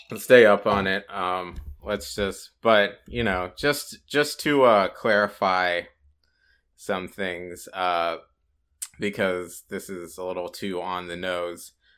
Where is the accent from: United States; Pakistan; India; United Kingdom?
United States; Columbus, Ohio; my hometown, Columbus, Ohio